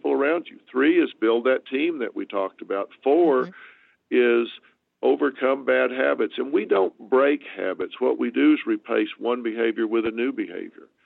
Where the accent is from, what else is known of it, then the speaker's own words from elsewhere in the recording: the South, United States; moved away; I'm from the South